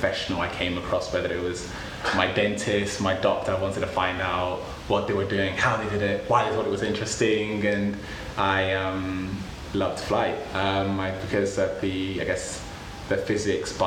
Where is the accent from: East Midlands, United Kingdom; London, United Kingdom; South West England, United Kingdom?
London, United Kingdom; also born or lived in Sweden / Nigeria; I've grown up in North London